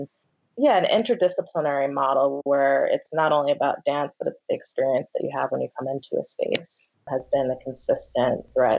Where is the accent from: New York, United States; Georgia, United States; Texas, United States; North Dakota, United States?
New York, United States; New York City; It really started growing up in New York City. I came from a very artistic family. My parents are musicians